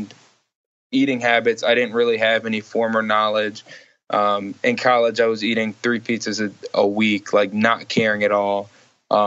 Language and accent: English; Georgia, United States; moved away as an adult; also born or lived in South Bend, Indiana; now in Los Angeles, United States; I'm from Georgia